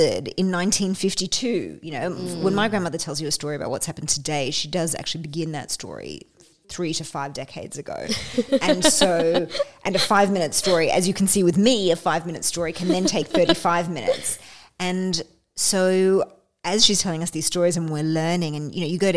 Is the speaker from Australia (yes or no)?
yes; Australia; also born or lived in London; I'm Australian